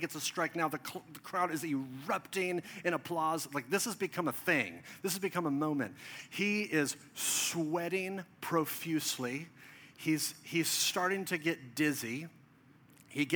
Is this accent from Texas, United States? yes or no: yes; Dallas, Texas, United States; This is in Plano, Texas, just north of where I grew up in Dallas